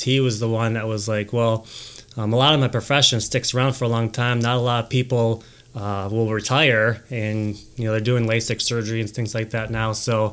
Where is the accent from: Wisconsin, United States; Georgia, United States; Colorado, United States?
Wisconsin, United States; Milwaukee Lake; I grew up on Milwaukee Lake, and I was sailing pretty competitively all over Midwest